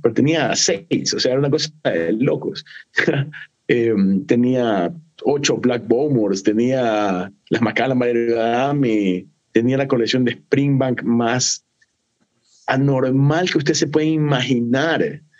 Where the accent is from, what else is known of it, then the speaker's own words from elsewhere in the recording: Ecuador; Aquí en Ecuador nosotros tenemos una fruta que no es muy popular en otras partes del mundo, pero aquí en Ecuador es súper popular